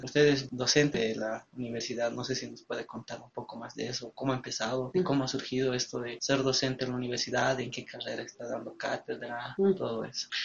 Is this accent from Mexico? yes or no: no; El Alto, La Paz, Bolivia; Nací en el Alto, sigo estudiando la carrera de Derecho, también crecí en el Alto